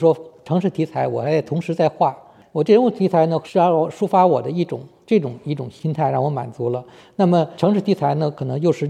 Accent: China; 作为一个中国人来说，其实呢离那个差距是很远的。

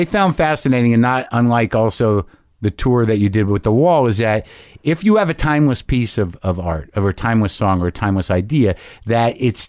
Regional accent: United States; as an American

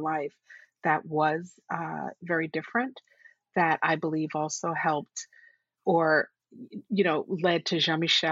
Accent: New York City, New York, United States; also born or lived in Puerto Rico; we grew up in Borough Hill, Brooklyn

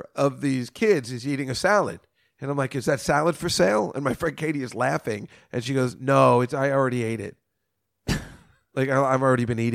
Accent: Edison, New Jersey, United States; I live in Edison, New Jersey. I'm from Edison, New Jersey

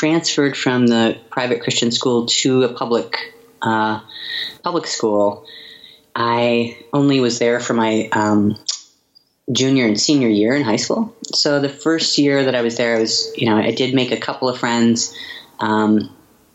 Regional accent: Montana, United States; also born or lived in Seattle; now in Portland, United States; my hometown in Montana

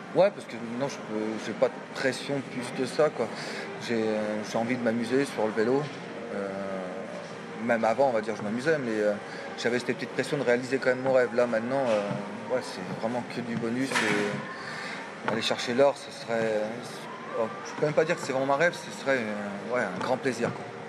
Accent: France; Paris, voilà, c'est chez nous

